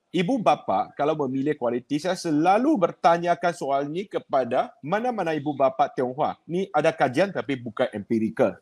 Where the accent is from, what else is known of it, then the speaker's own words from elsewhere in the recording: Sungai Petani, Kedah, Malaysia; Di Sungai Petani, kalau mas zaman saya tu pusu-pusu nak masuk sekolah menengah Ibrahim